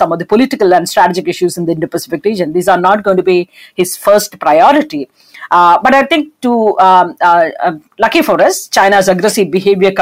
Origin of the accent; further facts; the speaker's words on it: India; as an Indian